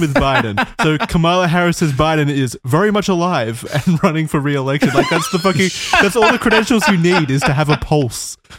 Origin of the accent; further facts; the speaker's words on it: Australia; I'm Australian